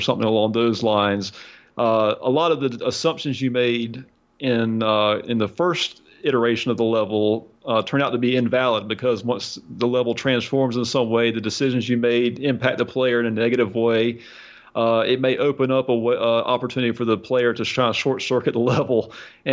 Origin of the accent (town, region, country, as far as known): United States